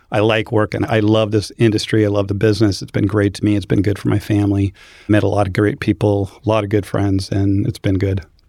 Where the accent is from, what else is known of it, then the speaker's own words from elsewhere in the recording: Boise, Idaho, United States; moved away as an adult; now in Phoenix, United States; I grew up in Boise, Idaho